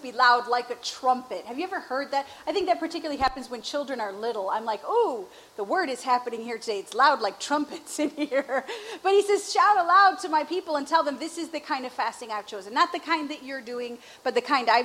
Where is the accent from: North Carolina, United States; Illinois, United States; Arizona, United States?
Illinois, United States; Chicago; I grew up in Chicago.